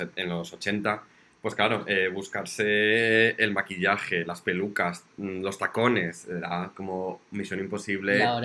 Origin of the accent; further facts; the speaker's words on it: Zamora, Castile and León, Spain; yo soy de Zamora